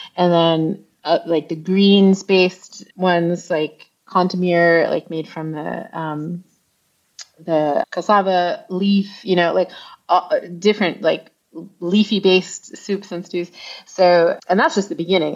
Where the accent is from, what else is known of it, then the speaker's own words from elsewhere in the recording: Long Island, New York, United States; moved away as an adult; also born or lived in Ghana; I grew up mostly on Long Island